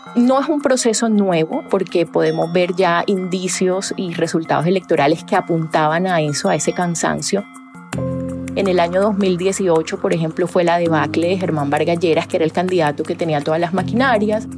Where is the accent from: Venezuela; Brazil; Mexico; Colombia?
Colombia